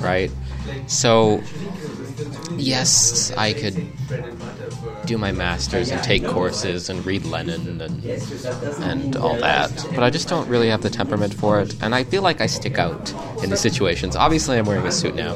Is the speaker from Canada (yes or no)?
yes; Toronto, Ontario, Canada; moved away as an adult; also born or lived in Vancouver, British Columbia; now in London, United Kingdom; I came from Ontario, Toronto.